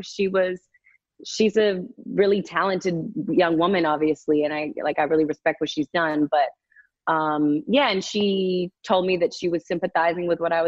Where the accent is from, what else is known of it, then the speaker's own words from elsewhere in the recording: Massachusetts, United States; moved away as an adult; now in Los Angeles, United States; My two best friends that I grew up with in Massachusetts